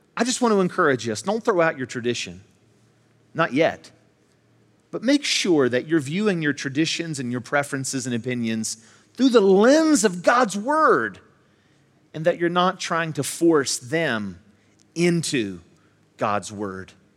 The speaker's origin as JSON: {"language": "English", "town": "Charleston", "region": "West Virginia", "country": "United States", "tie": "born or raised there", "said": "I'm from West Virginia, I'm from this, I was born in Charleston, raised here in the Kanawha Valley"}